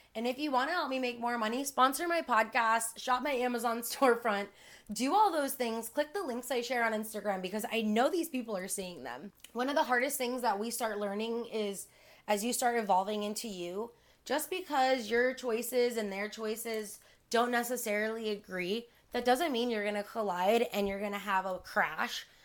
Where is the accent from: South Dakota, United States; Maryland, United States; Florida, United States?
Florida, United States; Miami; I'm born and raised in Miami